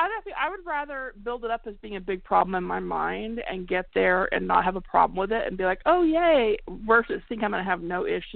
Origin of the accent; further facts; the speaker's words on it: California, United States; I mean, I came from the Bay Area, right? And there's tons of bridges.